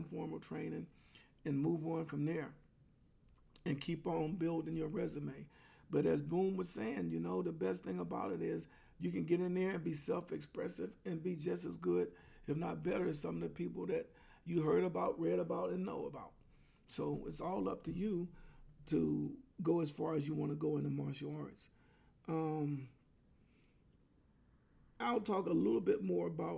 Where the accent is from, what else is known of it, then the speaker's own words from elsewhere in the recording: Clarendon, Pennsylvania, United States; moved away; in my hometown of Clarendon, Pennsylvania, where I came from